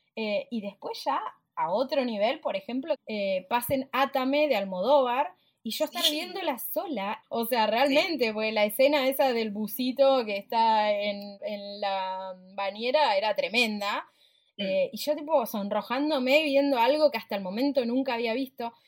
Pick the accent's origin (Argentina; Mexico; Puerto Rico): Argentina; Puerto Madryn, Chubut; moved away; Yo crecí en Puerto Madryn, en el sur del país